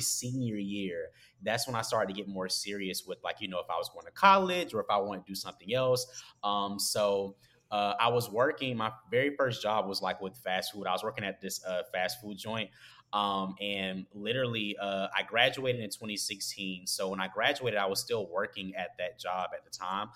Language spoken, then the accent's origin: English; Augusta, Georgia, United States; now in Atlanta, United States; I'm originally from Augusta, Georgia, which is like a small town. You guys might have heard of it, like home of the Masters.